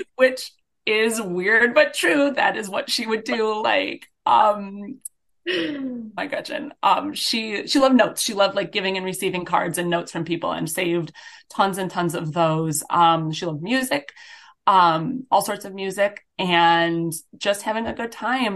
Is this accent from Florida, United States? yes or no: no; Grand Island, New York, United States; now in Midwest, United States; I grew up on Grand Island, and I attended Whitehaven Road Baptist Church